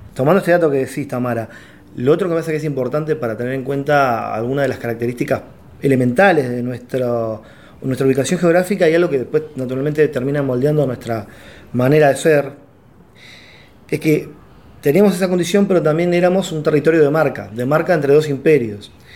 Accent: Uruguay; nosotros somos uruguayos. Y nuestro pasaporte dice uruguayos.

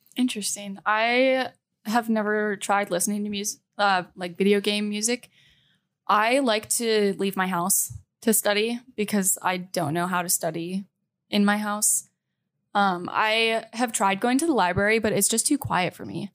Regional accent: Canada; moved away as an adult; I am from Canada

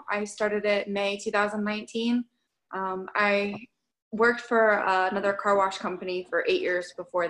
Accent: Orlando, Florida, United States; I am from Orlando.

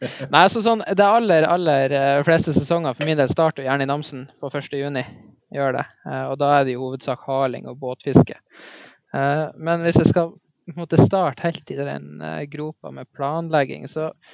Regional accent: Mo i Rana, Nordland, Norway; Jeg eh, er født og oppvokst i Mo i Rana

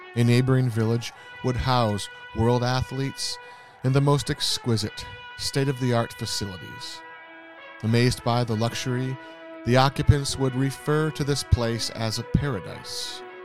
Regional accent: East Lansing, Michigan, United States; I grew up in East Lansing, Michigan

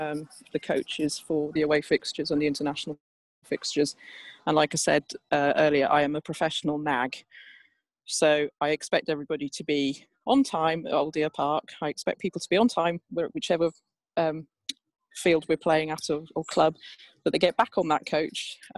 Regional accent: Wales, United Kingdom; You know, I am a child of the 70s and I'm Welsh, and rugby was just in the house all the time.

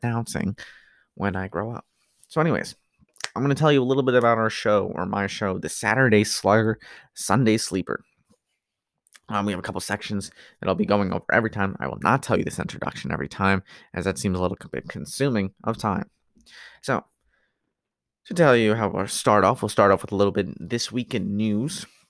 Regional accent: New Jersey, United States; I come from the East Coast in Jersey.

